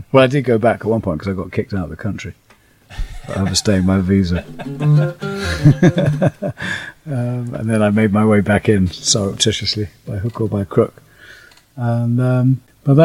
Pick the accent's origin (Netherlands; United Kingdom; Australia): United Kingdom; accent: English; moved away as an adult; now in New Orleans, United States; I was coming from England and from a little village in the countryside